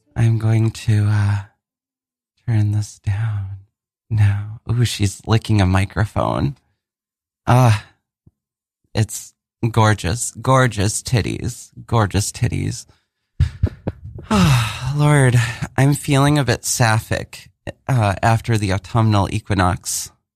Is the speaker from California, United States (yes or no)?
no; Mankato, Minnesota, United States; moved away; also born or lived in Germany / Rockford; I grew up in Min-, like, Mankato, Minnesota